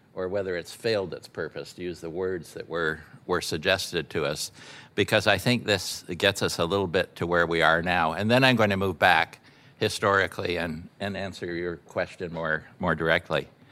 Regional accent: Canada; a Canadian, a peaceful Canadian

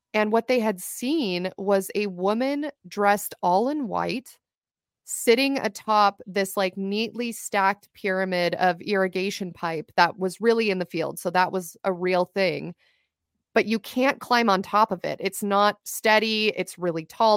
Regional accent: Ventura County, California, United States; also born or lived in Los Angeles, California; I'm originally from Ventura County, California, which is just outside of Los Angeles County

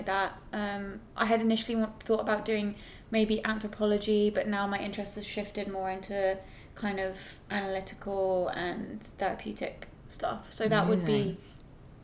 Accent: England, United Kingdom; as an English person

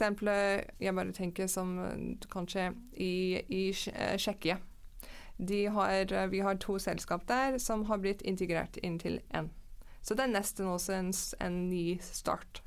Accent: Canada; Norwegian is a second language; moved away as an adult; now in Norway; jeg er fra Canada. Mm -hmm. Vokste opp i Canada, men jeg har bodd i mange ulike land

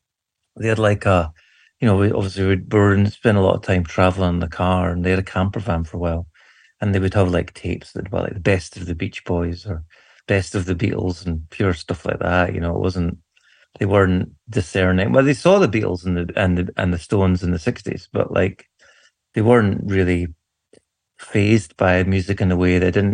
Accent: Irvine, Scotland, United Kingdom; born there; Oh, I was born in Irvine, which is on the west coast of Scotland in Ayrshire, in 1976.

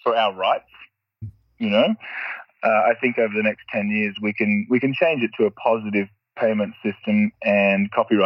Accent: Australia; where I grew up in Australia is very, the roads aren't very good.

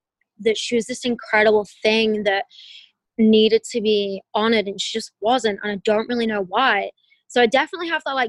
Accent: England, United Kingdom; now in United States; where I'm from and my family's from there

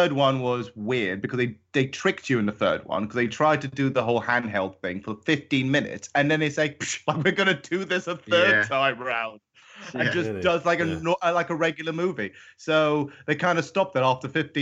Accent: Gibraltar; I'm coming from Gibraltar, so I understand Spanish

